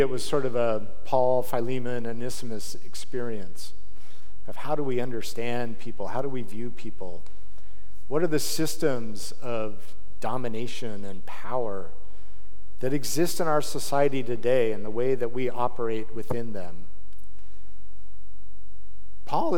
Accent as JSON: {"language": "English", "town": "Salt Lake City", "region": "Utah", "country": "United States", "tie": "born or raised there", "said": "I grew up in Salt Lake City"}